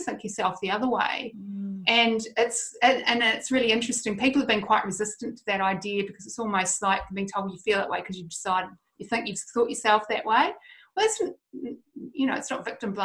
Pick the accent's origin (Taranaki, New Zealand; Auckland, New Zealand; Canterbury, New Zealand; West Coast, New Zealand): Canterbury, New Zealand; Christchurch; I'm from Christchurch, so my family went through all the Christchurch earthquakes